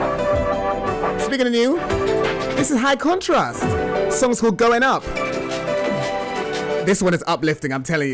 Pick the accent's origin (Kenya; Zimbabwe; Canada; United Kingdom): United Kingdom; England; now in United States; Now, you may have noticed that I have an accent. Yes, I am from England